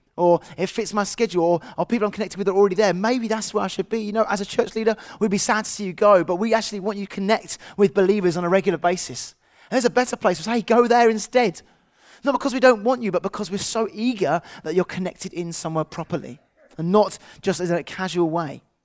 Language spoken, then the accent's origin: English; England, United Kingdom; as an English person